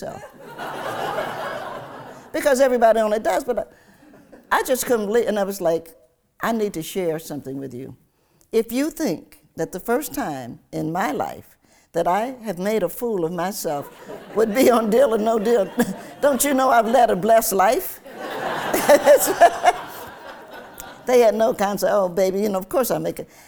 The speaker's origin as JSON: {"language": "English", "town": "Lincoln Heights", "region": "Ohio", "country": "United States", "tie": "born or raised there", "also_born_or_lived": "Knoxville, Tennessee / Cincinnati, Ohio", "said": "I grew up in a little town called Lincoln Heights"}